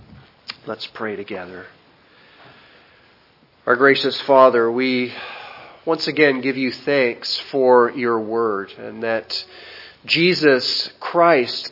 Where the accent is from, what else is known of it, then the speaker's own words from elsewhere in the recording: Canada; moved away as an adult; also born or lived in South Dakota, United States; now in Haiti; I was born in Canada, and so as a natural-born Canadian, had a right to have a Canadian passport